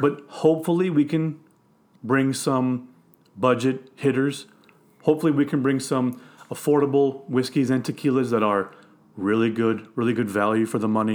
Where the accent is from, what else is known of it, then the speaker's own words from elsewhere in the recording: Missouri, United States; I'm from Missouri.